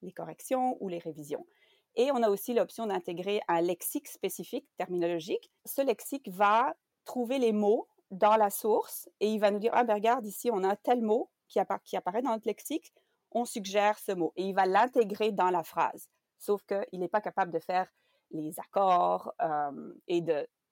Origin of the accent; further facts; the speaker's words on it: Belgium; first language French; moved away as an adult; now in Canada; je suis belge. J'ai étudié la traduction en Belgique